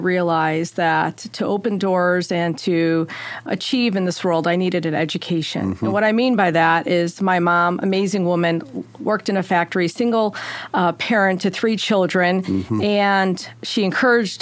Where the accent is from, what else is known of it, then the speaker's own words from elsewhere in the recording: Chicago, Illinois, United States; now in Indiana, United States; Grew up in Chicago, born and raised in Chicago.